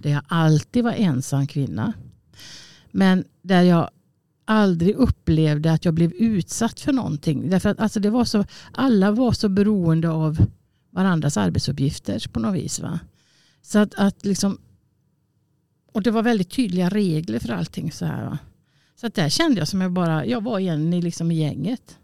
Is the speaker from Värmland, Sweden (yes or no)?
no; Borås, Västra Götaland, Sweden; moved away; also born or lived in Gothenburg / Kungälv; jag är från Borås och hamnade jag då i Göteborg